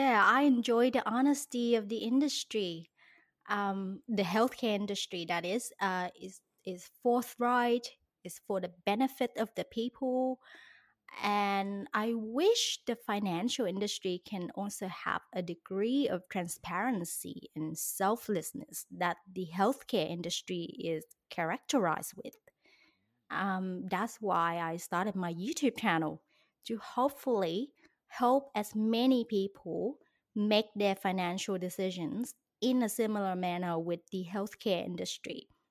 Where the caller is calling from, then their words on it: Australia; moved away as an adult; as you can tell by my accent, I was not born in Australia, but I live here now and I'm calling it home